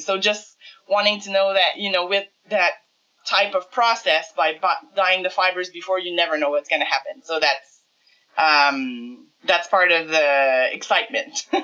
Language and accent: English; Montreal, Quebec, Canada; now in Coaticook, Canada; I'm from Montreal originally, um, but we moved to the country.